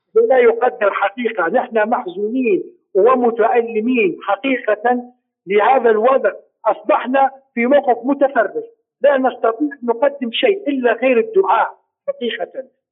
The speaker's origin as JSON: {"language": "Arabic", "country": "Libya", "said": "نحن كليبيين"}